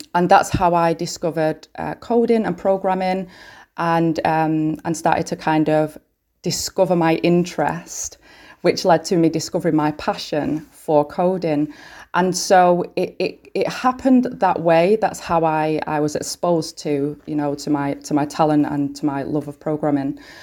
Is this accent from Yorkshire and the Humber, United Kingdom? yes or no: no; Manchester, North West England, United Kingdom; I'm from Manchester, born and bred